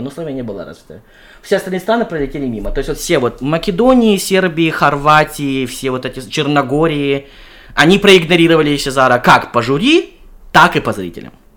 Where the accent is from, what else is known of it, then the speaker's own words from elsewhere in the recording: Kyrgyzstan; я родом из Кыргызстана